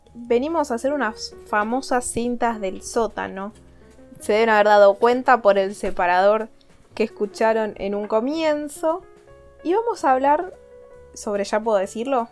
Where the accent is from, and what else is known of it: Argentina